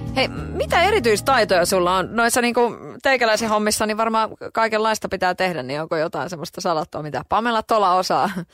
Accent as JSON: {"language": "Finnish", "town": "Kotka", "region": "Kymenlaakso", "country": "Finland", "tie": "born or raised there", "said": "Mä oon käynyt itse koulua niin pyhtäällä siinä niin kuin lähellä. Et sikäli mä oon Kotkasta lähtöisin."}